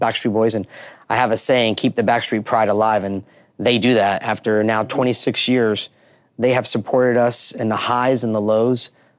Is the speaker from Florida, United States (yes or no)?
yes; Orlando, Florida, United States; a kid growing up in Orlando